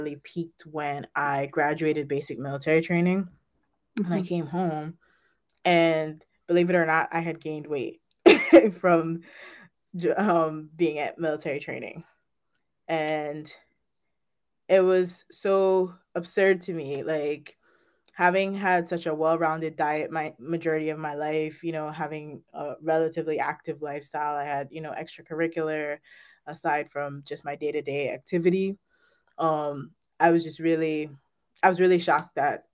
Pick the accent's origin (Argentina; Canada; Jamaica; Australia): Jamaica; now in Manchester, United States; I currently live in Manchester, Connecticut. However, I was raised in Jamaica with my grandparents